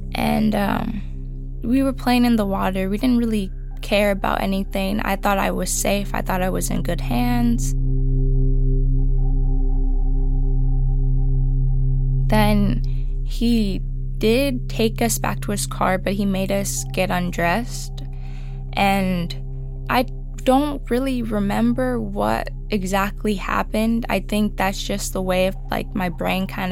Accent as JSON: {"language": "English", "town": "Oxnard", "region": "California", "country": "United States", "tie": "born or raised there", "said": "I was born in Oxnard, California. I do attend a community college out here"}